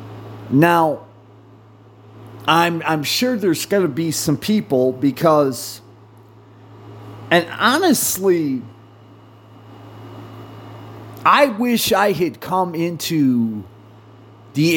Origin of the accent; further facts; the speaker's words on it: United States; I'm an American